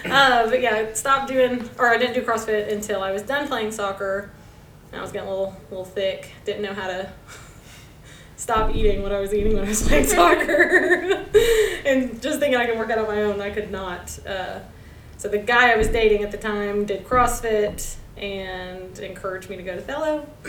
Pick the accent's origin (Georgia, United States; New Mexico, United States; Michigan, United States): Georgia, United States; now in Jacksonville, United States; That's why I came to Jacksonville from Georgia originally.